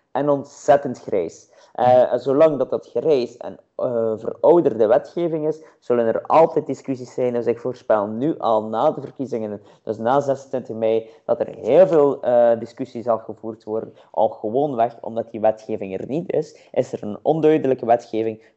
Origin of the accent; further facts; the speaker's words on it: Roeselare, Flanders, Belgium; ik ben van Roeselaar